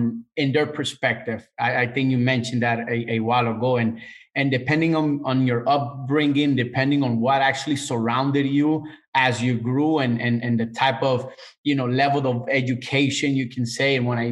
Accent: Managua, Nicaragua; I come from Central America, Managua, Nicaragua. And part of the leadership, and when I say the leadership over there, you know, I mean the government, right? Part of the leadership that I grew up in the 80s

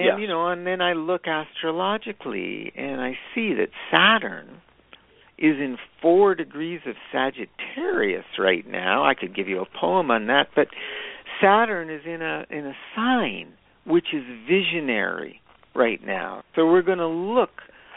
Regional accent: Niagara Falls, Ontario, Canada; I grew up in Niagara Falls

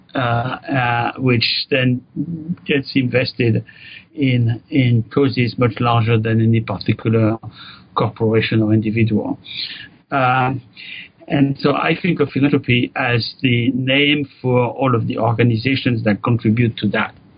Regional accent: France; moved away as an adult; now in United States; grew up in France

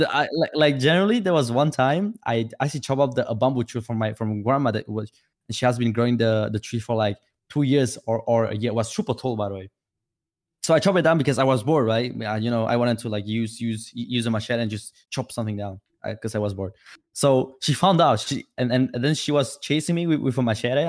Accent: Vietnam; English is a second language; now in Czech Republic; I was born in Vietnam, uh, and I was living in village with my grandma

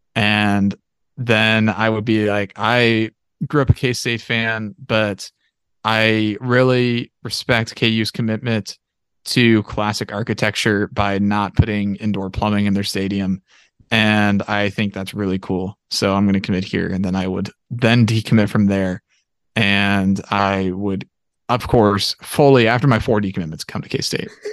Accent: Pittsburg, United States; I'm from Pittsburgh

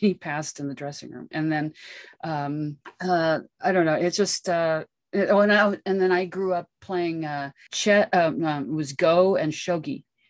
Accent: Los Angeles, California, United States; I grew up in Hollywood.

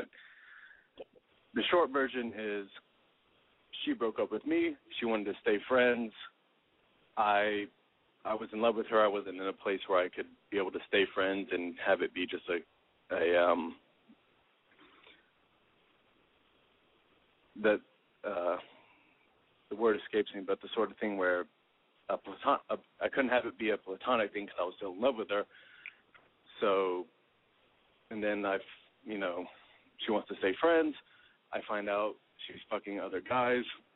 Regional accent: Dallas, Texas, United States; moved away as an adult; now in Boston, United States; I'm originally from Dallas

